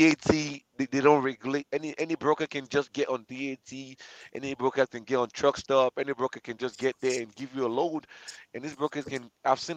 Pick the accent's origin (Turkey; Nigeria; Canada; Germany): Nigeria; moved away; I'm African, I'm Nigerian